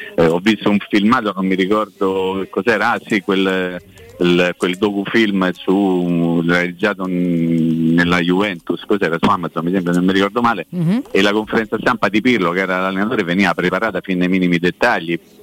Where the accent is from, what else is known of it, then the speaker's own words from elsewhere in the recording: Rome, Lazio, Italy; now in Recanati, Italy; come si dice a Roma, essendo io romano